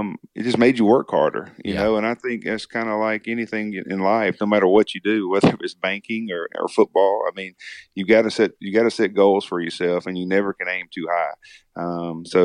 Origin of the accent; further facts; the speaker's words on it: Magee, Mississippi, United States; growing up in McGee, Mississippi, especially, you know, it's just a small, tight-knit community